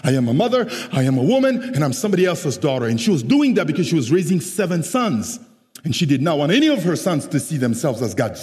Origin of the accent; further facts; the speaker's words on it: Central African Republic; English is a second language; now in San Jose, United States; I am originally from the Central African Republic